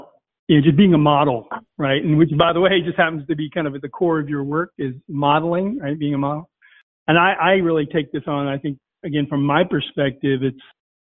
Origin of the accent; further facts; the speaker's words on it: Virginia, United States; where I grew up in Virginia